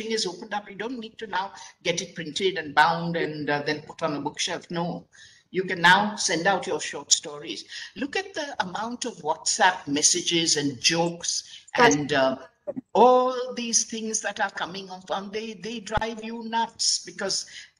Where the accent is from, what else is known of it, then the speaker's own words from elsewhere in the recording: Mumbai, Maharashtra, India; the home that I grew up in Chowpatty in Bombay